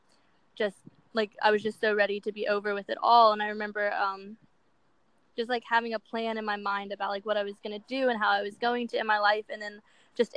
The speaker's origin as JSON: {"language": "English", "town": "Ruther Glen", "region": "Virginia", "country": "United States", "moved": "as an adult", "lives_now": "Los Angeles, United States", "said": "I'm from Ruther Glen, Virginia. Me and my mom moved there about 6 years ago"}